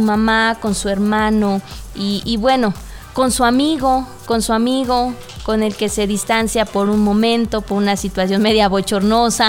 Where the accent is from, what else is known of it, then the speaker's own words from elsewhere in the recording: Mexico; como mexicanos